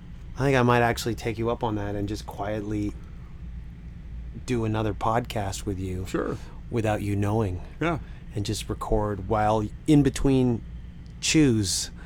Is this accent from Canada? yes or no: yes; Canada; being Canadian